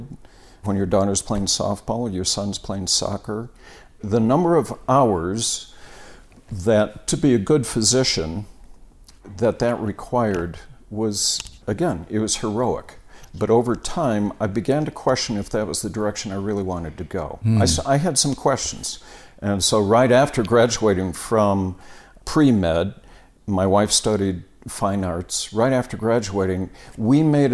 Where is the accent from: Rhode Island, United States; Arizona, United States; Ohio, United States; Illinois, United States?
Illinois, United States; Park Ridge; now in Colorado, United States; I grew up in a town called Park Ridge, bordered Chicago on the northwest side